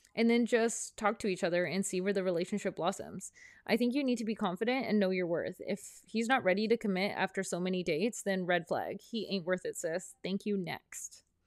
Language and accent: English; Prince Rupert, British Columbia, Canada; moved away as an adult; also born or lived in Vancouver; My hometown, Prince Rupert, is a small town up north